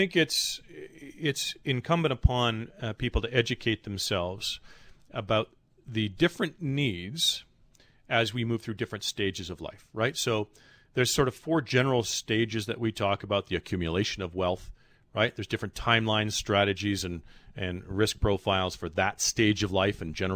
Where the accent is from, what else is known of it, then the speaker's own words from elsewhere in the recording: Canada; as a Canadian